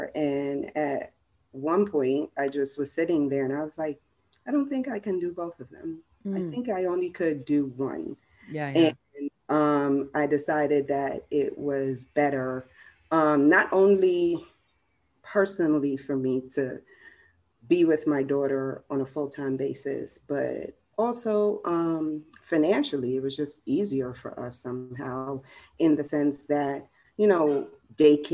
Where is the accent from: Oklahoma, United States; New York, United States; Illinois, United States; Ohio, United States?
New York, United States; New York City; also born or lived in Guyana; I come from Guyana, and I came to America when I was about seven or eight years old, and immediately we moved to Brooklyn, New York